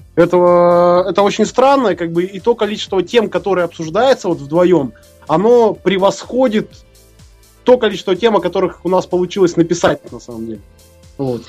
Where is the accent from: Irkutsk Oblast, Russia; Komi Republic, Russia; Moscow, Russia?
Irkutsk Oblast, Russia; Irkutsk; мы из Иркутска